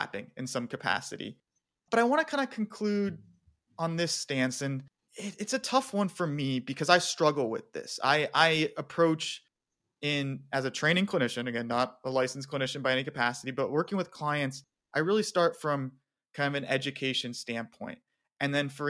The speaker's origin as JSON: {"language": "English", "town": "Phoenix", "region": "Arizona", "country": "United States", "tie": "born or raised there", "also_born_or_lived": "Tucson, Arizona", "moved": "yes", "said": "I spent 22 years of my life having been born and raised in Phoenix and living in Tucson."}